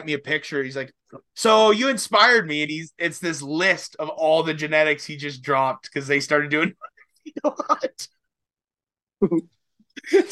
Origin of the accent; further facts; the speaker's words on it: Canada; we're speaking French and we're both from Canada